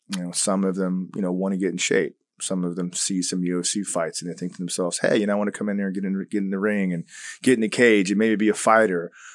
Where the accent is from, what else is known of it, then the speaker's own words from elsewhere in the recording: Tampa, Florida, United States; also born or lived in Long Island, New York / Turkey; I was going into kindergarten when we moved to Tampa